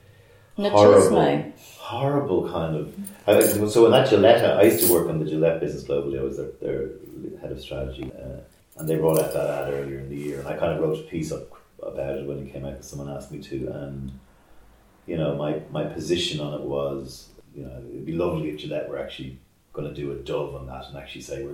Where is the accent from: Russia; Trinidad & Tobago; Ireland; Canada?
Ireland; Dublin, Leinster; moved away as an adult; now in Dublin, Ireland; my hometown, I was away for 21 years and I come back